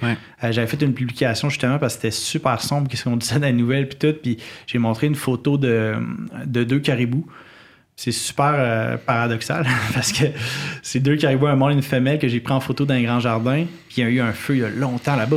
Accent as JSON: {"language": "French", "town": "Quebec City", "region": "Quebec", "country": "Canada", "tie": "born or raised there", "said": "j'ai grandi euh, à Québec, puis la forêt est à 15 minutes"}